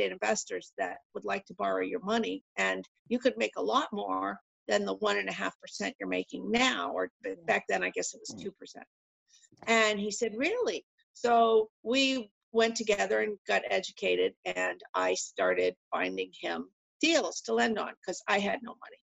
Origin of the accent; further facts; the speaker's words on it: Massachusetts, United States; moved away as an adult; now in New Hampshire, United States; I'm from Massachusetts originally.